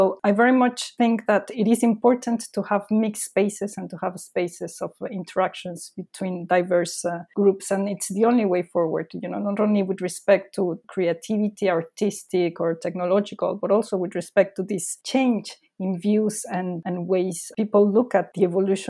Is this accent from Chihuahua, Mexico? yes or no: no; Mexico City, Mexico; English is a second language; now in London, United Kingdom; So as I was saying, I come from Mexico City. So London for me is actually small compared to this other city